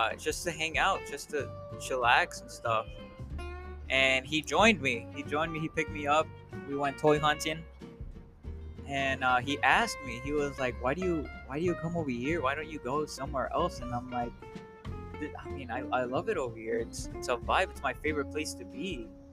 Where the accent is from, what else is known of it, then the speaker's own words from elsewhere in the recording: Melrose Park, Illinois, United States; born there; I found out that I wasn't born in Chicago. I was born in Melrose Park, which I just found this out not too long ago.